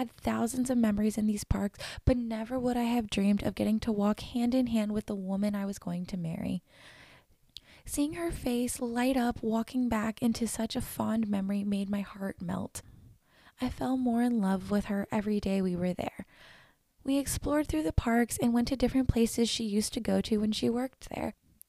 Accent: Florida, United States; I grew up in Florida, which was only 2 hours away from Disney.

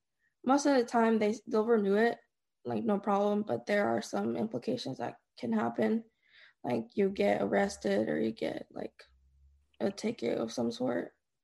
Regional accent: Dallas, Texas, United States; also born or lived in Denver; I was born in Dallas. At some point, we moved to Denver. We came back. We stayed in Bridgeport, Decatur, Irving, Dallas.

